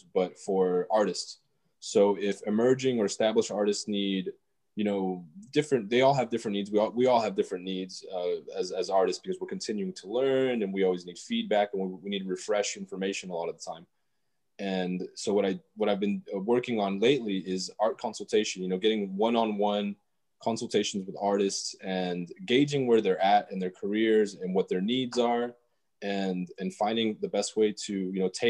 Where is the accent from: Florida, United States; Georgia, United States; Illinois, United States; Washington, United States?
Georgia, United States; also born or lived in Los Angeles County, California / Atlanta, Georgia; I was born in California, raised in Georgia, and mostly in a small town, and then spent a lot of time in Atlanta too.